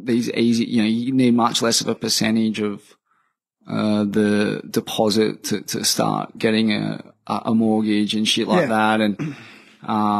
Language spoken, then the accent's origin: English; Australia; my hometown